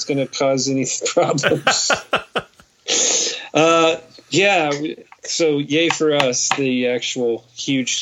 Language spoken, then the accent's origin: English; Kansas, United States; the people I grew up with in Kansas